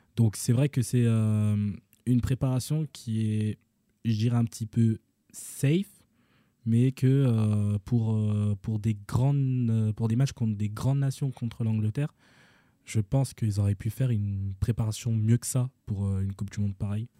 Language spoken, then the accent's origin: French; Senegal; en tant que Sénégalais